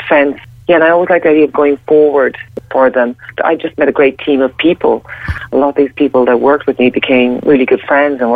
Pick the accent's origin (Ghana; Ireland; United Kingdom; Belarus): Ireland; I'm Irish